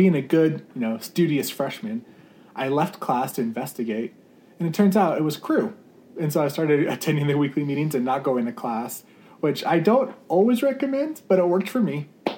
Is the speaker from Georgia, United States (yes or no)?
no; Phoenix, Arizona, United States; also born or lived in Iowa; now in Tucson, United States; I was actually born in Iowa and grew up in the Phoenix area